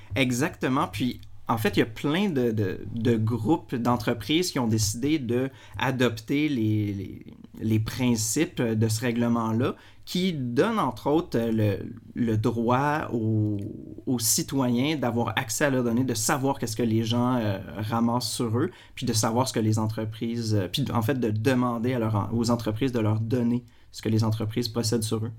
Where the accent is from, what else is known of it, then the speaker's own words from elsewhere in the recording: Quebec, Canada; en tant que Québécois